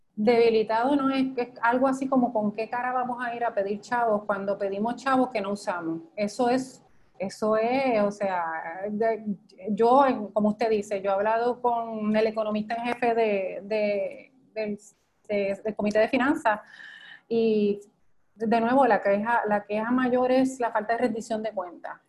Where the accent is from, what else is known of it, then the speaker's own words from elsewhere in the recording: Puerto Rico; also born or lived in Iowa, United States; Puerto Rico, evidentemente, después de 122 años, no hemos abandonado nuestro idioma español